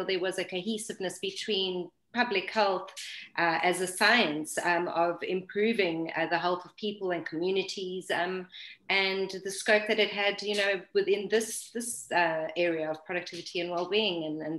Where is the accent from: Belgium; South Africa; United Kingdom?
South Africa; now in Lisbon, Portugal; I'm originally from South Africa, but now living in Lisbon in Portugal.